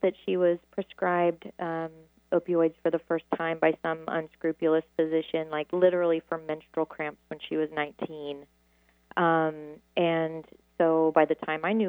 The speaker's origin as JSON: {"language": "English", "region": "Midwest", "country": "United States", "said": "I'm from the Midwest"}